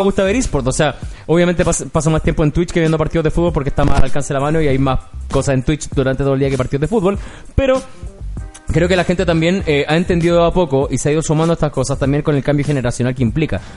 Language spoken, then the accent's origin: Spanish; Chile; somos chilenos